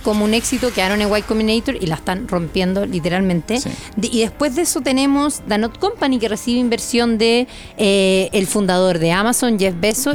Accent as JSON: {"language": "Spanish", "country": "Chile", "said": "nosotros como chilenos"}